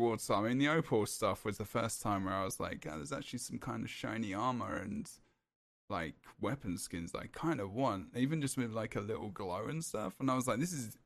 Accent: England, United Kingdom; I'm English

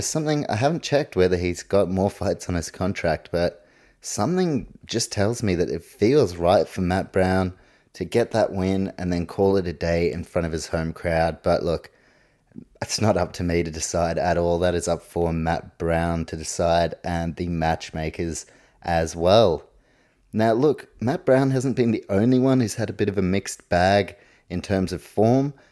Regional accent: New Zealand

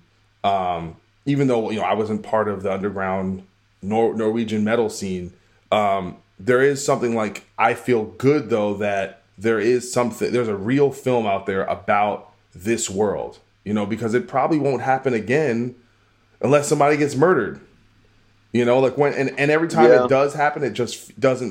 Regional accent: New Brunswick, New Jersey, United States; I grew up in New Brunswick, New Jersey

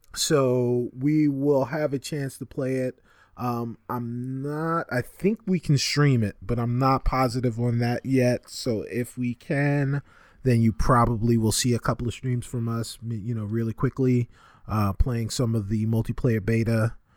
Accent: New York City, New York, United States; the Bronx-born resident on this show

